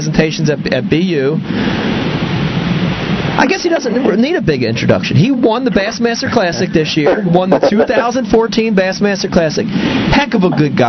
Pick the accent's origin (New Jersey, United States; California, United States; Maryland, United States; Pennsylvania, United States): New Jersey, United States; I grew up in New Jersey